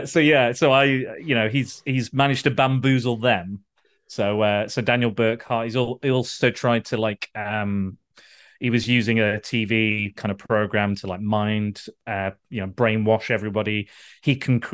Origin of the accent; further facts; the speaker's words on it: Blackpool, North West England, United Kingdom; moved away; I was born in Blackpool